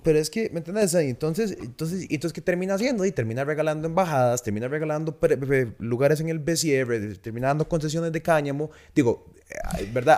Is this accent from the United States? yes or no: no; Costa Rica; todos somos ticos